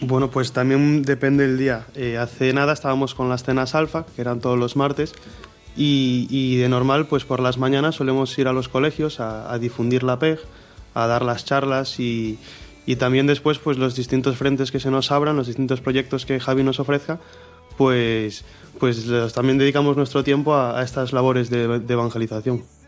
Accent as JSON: {"language": "Spanish", "town": "Marín", "region": "Galicia", "country": "Spain", "said": "tengo 19 años, soy de Marín"}